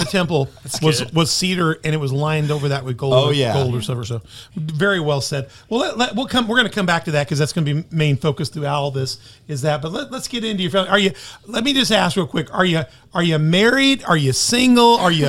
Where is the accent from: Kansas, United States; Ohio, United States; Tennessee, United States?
Tennessee, United States; Memphis; I'm from the South, I'm from Memphis.